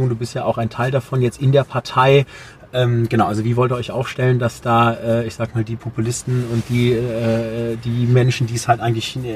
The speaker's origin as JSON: {"language": "German", "town": "Dortmund", "region": "North Rhine-Westphalia", "country": "Germany", "said": "also da kann man mir als Dortmunder auch nicht nachsagen"}